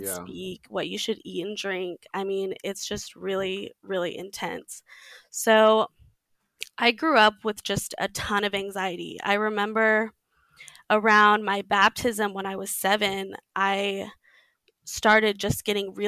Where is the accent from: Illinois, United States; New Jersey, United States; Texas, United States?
Texas, United States; I grew up in Texas in the Mormon church